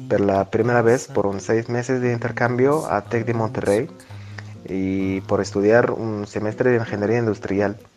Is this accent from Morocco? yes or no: yes; Morocco; soy marroquí y tengo 23 años.